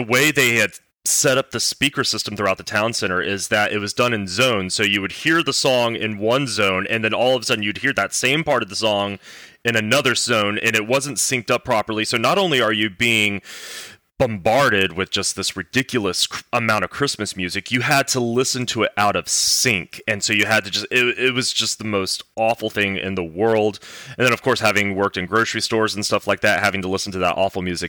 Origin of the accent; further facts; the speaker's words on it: the South, United States; I grew up in the South.